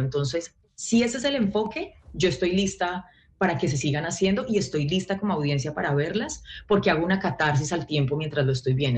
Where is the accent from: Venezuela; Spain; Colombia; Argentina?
Colombia; moved away as an adult; now in Los Angeles, United States; soy la única colombiana en ese set representando al país